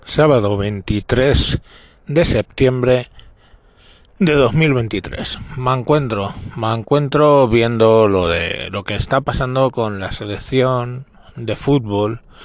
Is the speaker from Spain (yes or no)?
yes; Spain; no representan a mi país